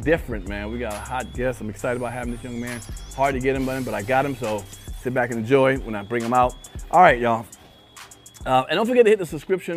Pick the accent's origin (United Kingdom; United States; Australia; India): United States; New York; I'm from New York. I'm from the East Coast.